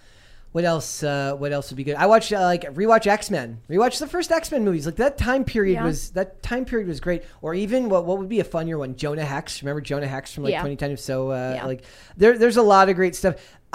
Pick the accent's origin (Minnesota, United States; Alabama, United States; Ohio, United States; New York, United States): Minnesota, United States; Being a Minnesotan, you grow up with ….